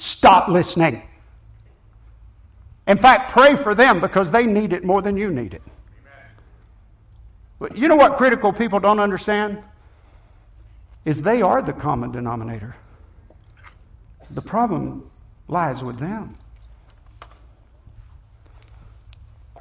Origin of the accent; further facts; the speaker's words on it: Sopchoppy, Florida, United States; when I was growing up in Sopchoppy, my family was not a sold-out, dedicated Christian family.